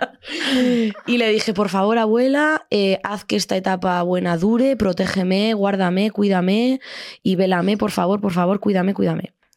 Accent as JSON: {"language": "Spanish", "region": "Extremadura", "country": "Spain", "moved": "yes", "said": "Yo llego a mi pueblo de Extremadura, de la Deep Extremadura."}